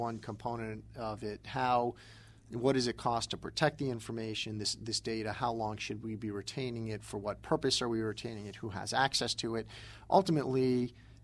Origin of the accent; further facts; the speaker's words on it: East Coast, United States; I'm from the East Coast